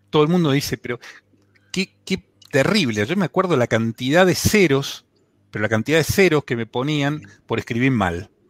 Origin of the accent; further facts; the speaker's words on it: Buenos Aires, Argentina; Sí, sí, soy argentino. Sí. Es más, no solo soy argentino. Lamentablemente, soy de la CAPI.